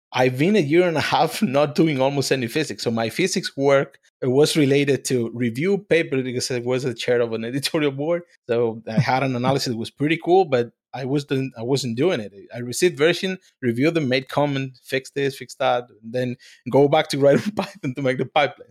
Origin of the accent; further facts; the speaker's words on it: Spain; moved away; I'm from Spain